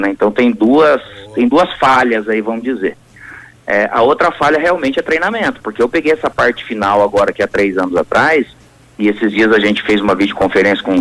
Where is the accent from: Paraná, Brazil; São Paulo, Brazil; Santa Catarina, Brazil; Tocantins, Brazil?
Paraná, Brazil; Santa Amélia; also born or lived in Cornélio Procópio / Itambé; eu só nasci em Cornélio Procópio, eu morei é, seis anos da minha infância no sítio, na cidade de Itambé, e eu morei depois numa outra cidade que eu tenho como minha, que é Santa Amélia